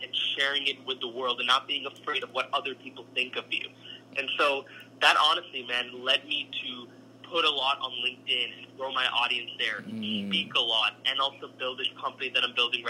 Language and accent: English; Calgary, Alberta, Canada; born or raised there; also born or lived in Singapore